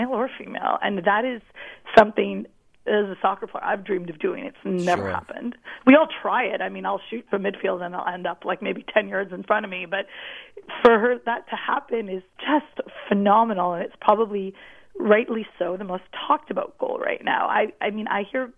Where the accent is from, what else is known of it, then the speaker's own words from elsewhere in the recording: Canada; as a Canadian